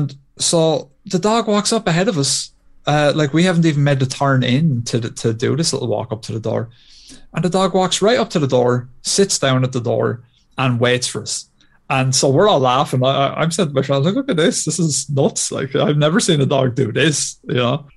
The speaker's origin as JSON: {"language": "English", "country": "Ireland", "said": "as good Irish Catholics"}